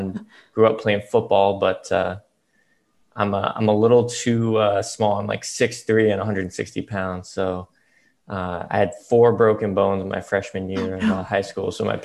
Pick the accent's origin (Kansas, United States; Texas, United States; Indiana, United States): Texas, United States; moved away as an adult; now in Boston, United States; I grew up in Texas. Yep. Okay. Yep. Grew up in Texas, went to college in Boston.